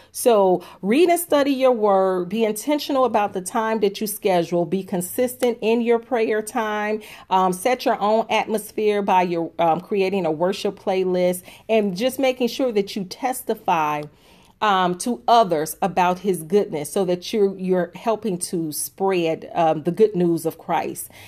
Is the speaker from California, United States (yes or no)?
no; Chicago, Illinois, United States; I am from Chicago. I am a Southside girl.